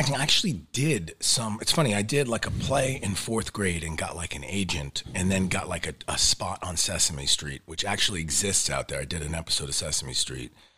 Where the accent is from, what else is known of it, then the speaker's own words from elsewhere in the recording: New York, United States; accent: New York; growing up in New York, yeah, there's, like, everyone always was like, "What, where's your New York accent?"